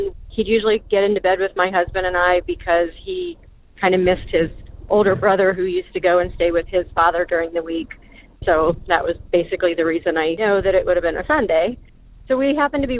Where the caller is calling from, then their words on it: Ohio, United States; I'm calling from Ohio